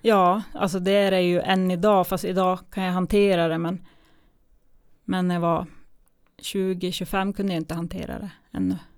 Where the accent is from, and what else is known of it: Kiruna, Norrbotten County, Sweden; born or raised there; moved away as an adult; also born or lived in Gällivare / Tunisia / Umeå / Småland